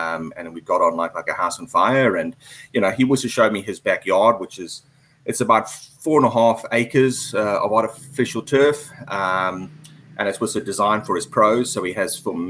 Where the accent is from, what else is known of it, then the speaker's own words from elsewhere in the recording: Durban, KwaZulu-Natal, South Africa; moved away as an adult; also born or lived in Harare, Zimbabwe / Johannesburg, South Africa / United Kingdom / Switzerland; now in Vietnam; we moved down to South Africa when I was about 5 or 6 years old, Durban, which is on the east coast. I went to school there